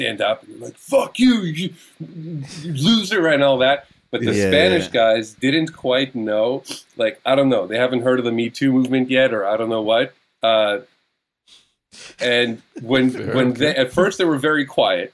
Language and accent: English; Israel; now in North America; when I grew up in Hebrew